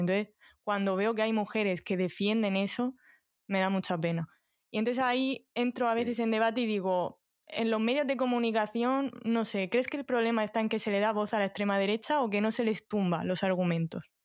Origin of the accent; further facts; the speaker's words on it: Orihuela, Valencian Community, Spain; Yo soy de Orihuela